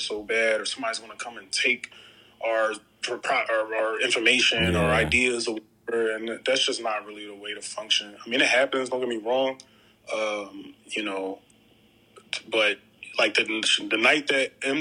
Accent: Philadelphia, Pennsylvania, United States; I'm a filmmaker, I'm from Philly

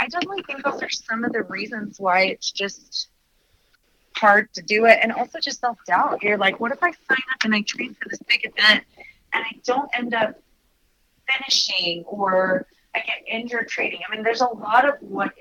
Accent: Utah, United States; I'm from Utah

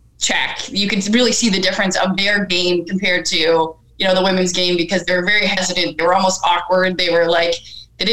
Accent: Northern Ontario, Canada; we moved from Northern Ontario to Southern Ontario

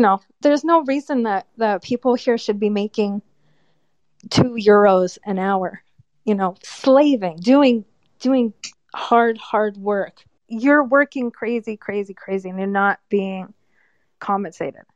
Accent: United States; moved away as an adult; also born or lived in California; now in Albania; Me as an American

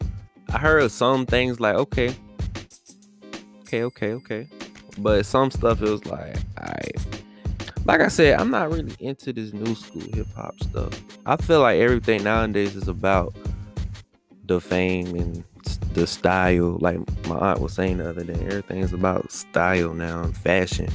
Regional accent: Washington, District of Columbia, United States; Chocolate City, aka my hometown, Washington DC

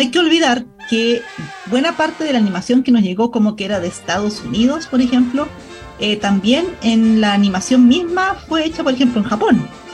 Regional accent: Parral, Maule, Chile; moved away; yo en esos años de mi infancia yo vivía en Parral

